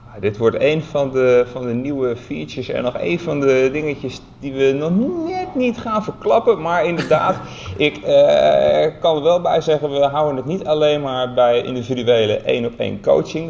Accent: Netherlands; als Nederlander

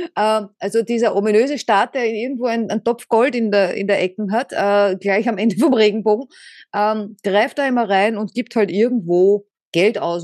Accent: Vienna, Austria; Ich bin äh, Wienerin

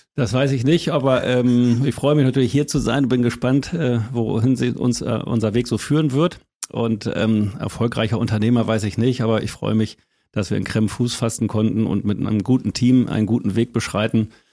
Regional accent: Lüneburg Heath, Lower Saxony, Germany; moved away as an adult; also born or lived in Winsen (Luhe); now in Kremmen, Germany; aufgewachsen in einem 149 Seelendorf, Holthusen 1. Äh, bei Friedel-Ebsdorf sagt niemandem was, noch Munster, vielleicht das Panzermuseum. Mhm. Da bin ich aufgewachsen

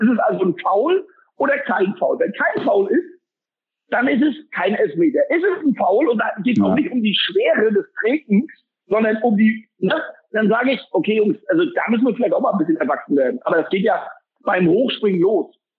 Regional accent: East Germany, Germany; gerade als Fußballer, wenn du da aufgewachsen bist, wo ich aufgewachsen bi

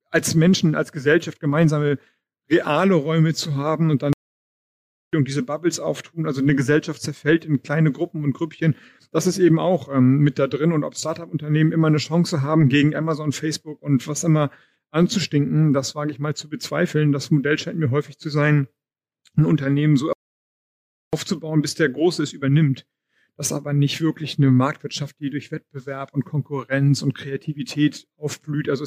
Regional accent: Schleswig-Holstein, Germany; ich komme aus Schleswig-Holstein

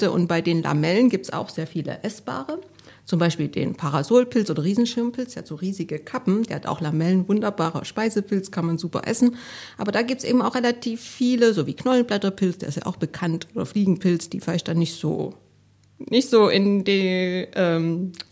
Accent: Dresden, Saxony, Germany; also ich komme ja aus Dresden, da konnte man auch nicht so gut Westfernsehen gucken.

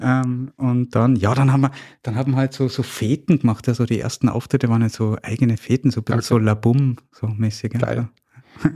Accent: Salzburg, Austria; born and raised in Salzburg

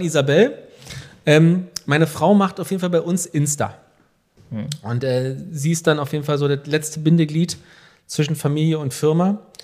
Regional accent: Velten, Brandenburg, Germany; also born or lived in Hamburg; wir kommen hier aus, aus, aus Rand-Berlin, aus Hennigsdorf und Felden.

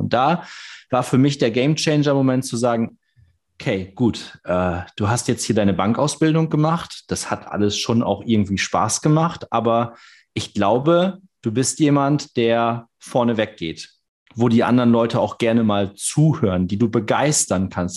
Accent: Cloppenburg, Lower Saxony, Germany; ich bin in Kloppenburg groß geworden

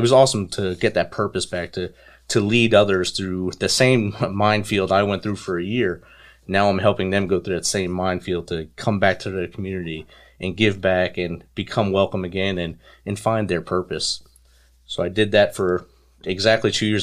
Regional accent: New Jersey, United States; growing up in New Jersey in the, in the city

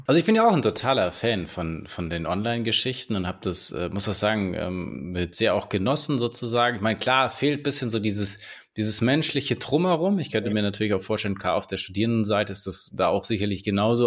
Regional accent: Swabia, Germany; jetzt komme ich hier so aus dem Schwäbischen

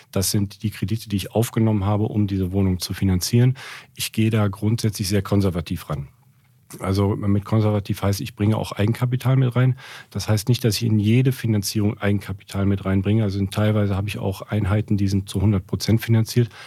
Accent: Cologne, North Rhine-Westphalia, Germany; also born or lived in Frankfurt; Ich habe angefangen 2007 in Köln bin auch Kölner, komm, komm daher, das ist so also mein Herzblut

